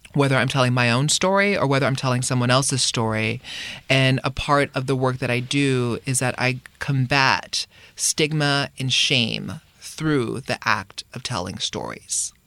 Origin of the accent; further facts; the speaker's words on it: Hawaii, United States; moved away as an adult; we, we grew up in Hawaii